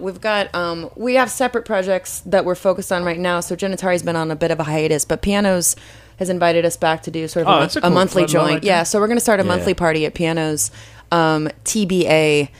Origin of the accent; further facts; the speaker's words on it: Kentucky, United States; now in New York, United States; I'm a kid from Kentucky.